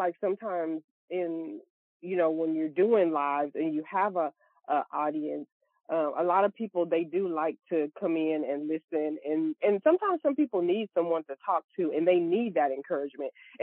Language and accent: English; Louisiana, United States; now in Texas, United States; I'm also from Louisiana and I reside in Texas now